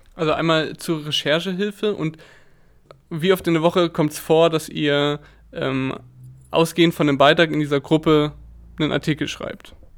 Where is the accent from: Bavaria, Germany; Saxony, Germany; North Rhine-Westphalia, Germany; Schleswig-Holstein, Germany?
Bavaria, Germany; Lindau; moved away; Ich bin nämlich momentan in meiner Heimat, beziehungsweise dort, wo ich groß geworden bin, im schönen Lindau